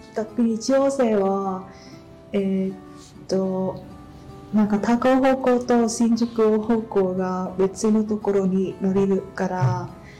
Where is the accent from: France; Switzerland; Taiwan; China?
China; Japanese is a second language; moved away as an adult; now in Japan; 中国厚生省からの留学生